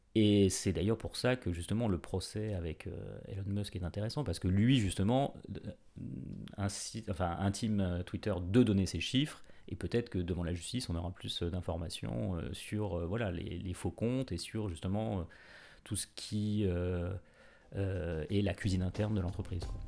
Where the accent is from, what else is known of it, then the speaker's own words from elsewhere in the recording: France; on est français